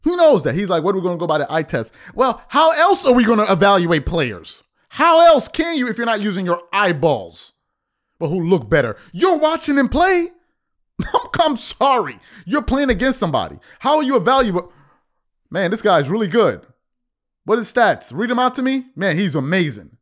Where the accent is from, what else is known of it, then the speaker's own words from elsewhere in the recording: United States; also born or lived in Sierra Leone; Born in the States